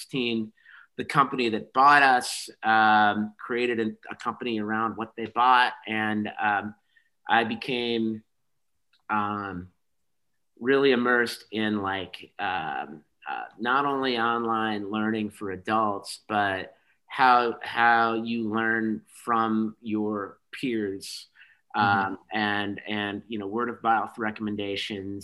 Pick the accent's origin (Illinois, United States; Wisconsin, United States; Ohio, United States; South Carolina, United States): Illinois, United States; Chicago; I moved back home. I'm from Chicago. I moved back home when I was 25.